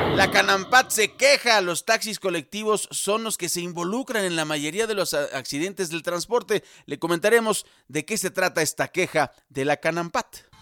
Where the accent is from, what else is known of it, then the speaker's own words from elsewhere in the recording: Mexico; Los mexicanos sabemos perfectamente que no todo se documenta, lo sabemos, somos mexicanos